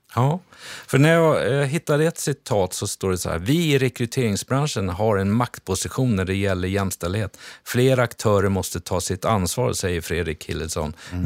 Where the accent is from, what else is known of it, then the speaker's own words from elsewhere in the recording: Borås, Västra Götaland, Sweden; Jag är uppväxt i Borås under väldigt enkla förhållanden